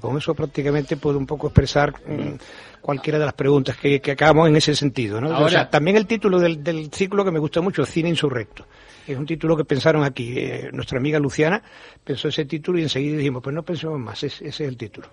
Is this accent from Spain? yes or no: yes; Seville, Andalusia, Spain; also born or lived in Madrid; realmente me siento sevillano, que nací en Madrid, pero mi padre era militar y estaba destinado allí. Pero somos familia toda andaluza